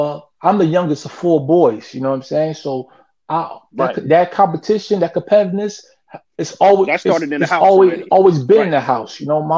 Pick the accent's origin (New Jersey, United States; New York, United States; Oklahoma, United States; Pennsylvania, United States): New Jersey, United States; Newark; growing up in Newark